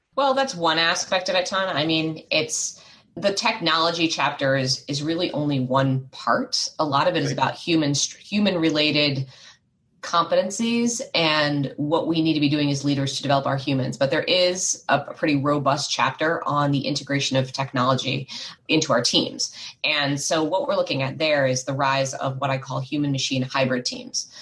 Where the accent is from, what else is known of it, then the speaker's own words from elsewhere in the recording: United States; I was growing up outside of Washington, D.C., in the States